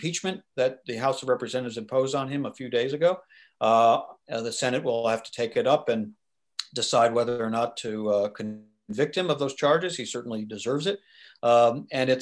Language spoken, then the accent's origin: English; United States; as an American and as somebody who worked for many years on Capitol Hill